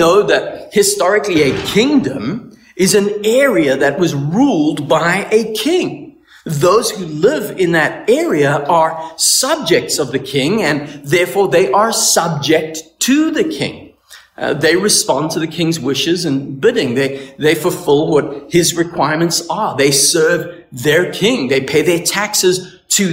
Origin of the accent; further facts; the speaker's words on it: South Africa; now in Canada; I'm from South Africa